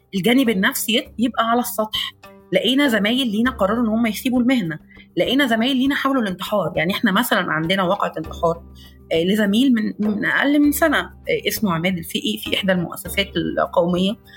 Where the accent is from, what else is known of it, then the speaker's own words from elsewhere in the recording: Egypt; عندنا في مصر